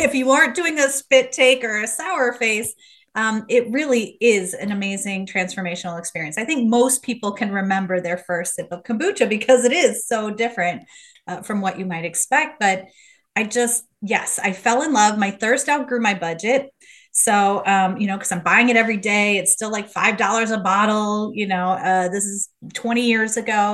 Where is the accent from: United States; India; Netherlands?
United States; Midwest; moved away as an adult; also born or lived in Los Angeles, California; I'm from Midwest, went to U